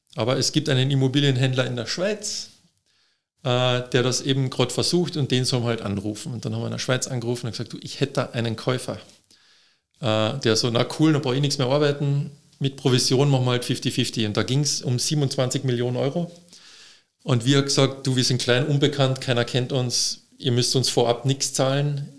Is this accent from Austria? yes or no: yes; Austria; als Österreicher